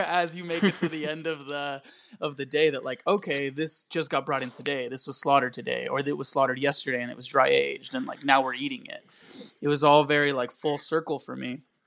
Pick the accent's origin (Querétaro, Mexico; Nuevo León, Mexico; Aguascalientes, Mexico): Querétaro, Mexico; now in Dallas, United States; I was born in Querétaro, Mexico. I'm a local chef here in Dallas